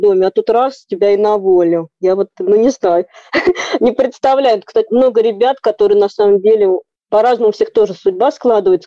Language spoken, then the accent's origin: Russian; Voronezh, Voronezh Oblast, Russia; я вообще из Воронежа